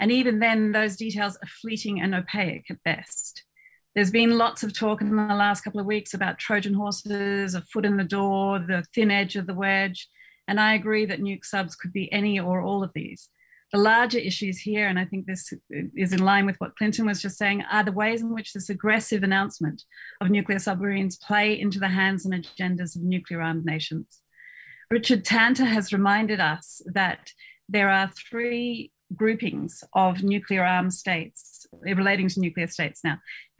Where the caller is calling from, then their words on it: Melbourne, Victoria, Australia; I'm speaking tonight from Naam on the lands of the Wurundjeri people